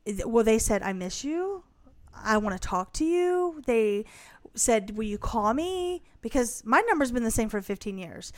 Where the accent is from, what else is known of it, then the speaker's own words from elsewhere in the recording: Iowa, United States; I was born in Iowa